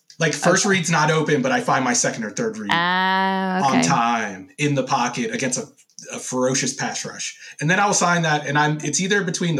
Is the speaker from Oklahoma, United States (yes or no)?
no; Baltimore, Maryland, United States; I grew up around Baltimore listening to Baltimore radio